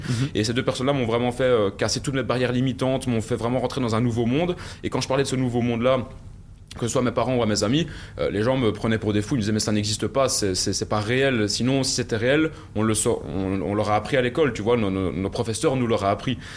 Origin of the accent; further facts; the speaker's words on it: Belgium; accent: Belgian; viens de, Belgique, je pense que ça s'entend euh, à mon accent